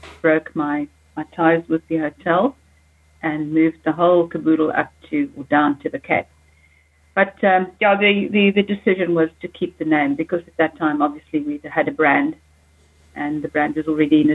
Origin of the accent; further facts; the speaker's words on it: Namibia; also born or lived in Johannesburg, South Africa; now in South Africa; I come from Namibia